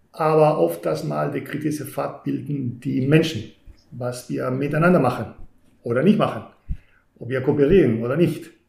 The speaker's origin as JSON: {"language": "German", "country": "Spain", "lives_now": "Germany", "said": "Dann würde ich sagen … bin Spanier. Das ist etwas, das mich definitiv prägt"}